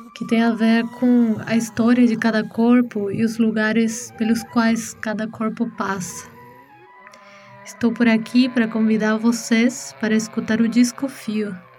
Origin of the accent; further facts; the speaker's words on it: Argentina; moved away as an adult; now in São Paulo, Brazil; Nasci na Argentina e moro no Brasil